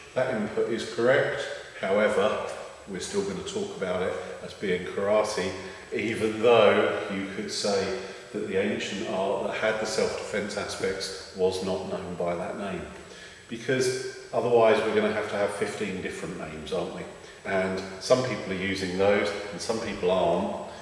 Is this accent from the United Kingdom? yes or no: yes; London, United Kingdom; I was born in London, England, and so my pronunciation is bound to be a little bit tainted